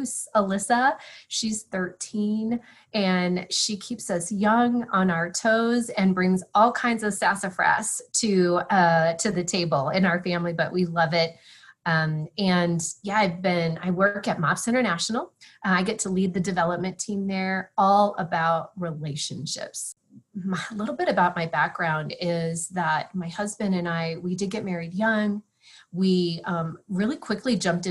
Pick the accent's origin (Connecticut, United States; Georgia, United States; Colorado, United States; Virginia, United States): Colorado, United States; moved away as an adult; also born or lived in Denver / Texas; I grew up in Colorado where I live today